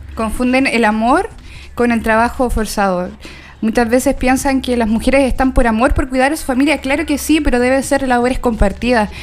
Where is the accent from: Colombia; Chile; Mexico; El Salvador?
Chile; Coyhaique, Aysén; moved away; Yo soy de Coyhaique, bueno, siempre lo digo, tengo a la gente cabreada con que soy de Coyhaique